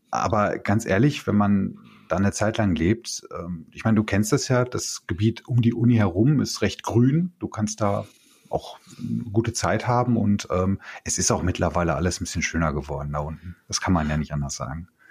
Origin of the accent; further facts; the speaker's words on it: Bochum, North Rhine-Westphalia, Germany; Ich bin in der Hustadt äh, bin ich aufgewachsen